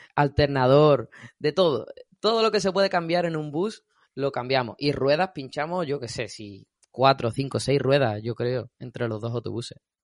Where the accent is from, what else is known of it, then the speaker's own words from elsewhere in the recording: Andalusia, Spain; soy andaluz